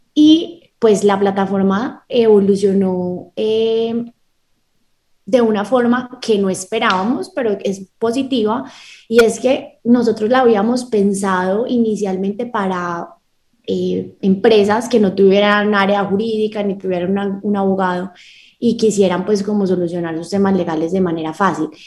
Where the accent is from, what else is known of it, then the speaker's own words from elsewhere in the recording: Medellín, Antioquia, Colombia; nací en Medellín, Colombia, tengo 28 años, toda mi vida he vivido aquí en Medellín